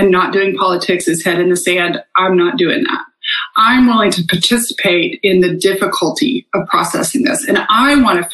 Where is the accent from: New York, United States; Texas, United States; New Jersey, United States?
Texas, United States; I grew up in Texas